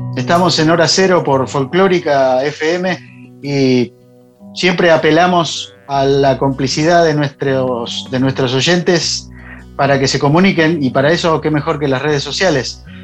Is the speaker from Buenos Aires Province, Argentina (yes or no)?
yes; Buenos Aires Province, Argentina; yo como bonaerense